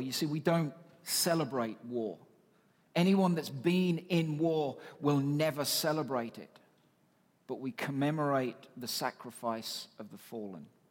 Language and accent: English; United Kingdom; now in Canada; I am British